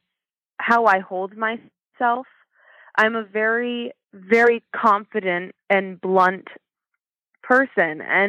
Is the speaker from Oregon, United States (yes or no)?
yes; Oregon, United States; I'm born and raised in Oregon